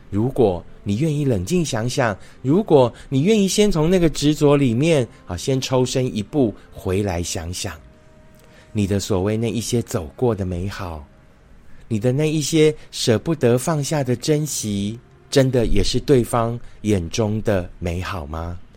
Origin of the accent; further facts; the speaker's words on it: Fengyuan, Taichung, Taiwan; moved away; 今天录影的场景是在我的老家丰原哦， 那所以环境比较克难， 那因为家里面是住在一个五条通哦， 就是五条大马路交接的地方